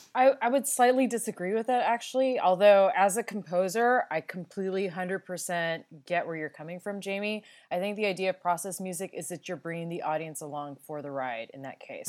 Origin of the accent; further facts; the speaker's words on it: California, United States; I'm a Californian